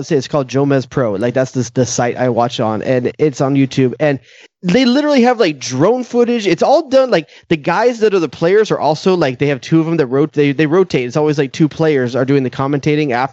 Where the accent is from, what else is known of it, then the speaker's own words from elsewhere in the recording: San Diego, California, United States; growing up in San Diego